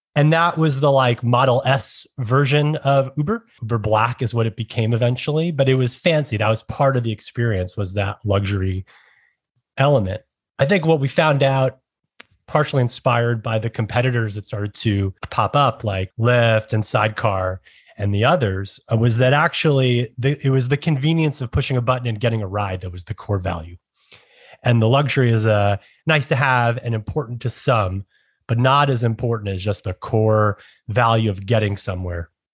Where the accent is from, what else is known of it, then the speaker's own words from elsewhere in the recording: New York City, New York, United States; as a New Yorker my entire life and growing up in the boroughs